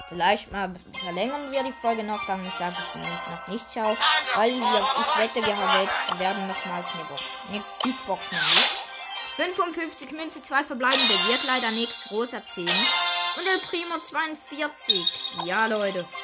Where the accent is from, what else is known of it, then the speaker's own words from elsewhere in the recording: Switzerland; Also, zuerst, wir sind Schweizer, ja, was ihr wissen.